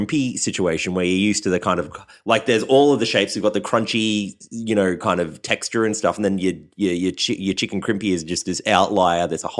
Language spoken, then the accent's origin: English; Queensland, Australia; even Queensland. Further north.